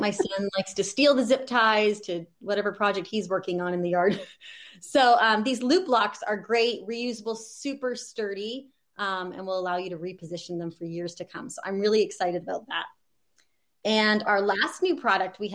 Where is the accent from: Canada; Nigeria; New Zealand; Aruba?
Canada; now in Oregon, United States; I'm actually from Canada originally, so that's zone three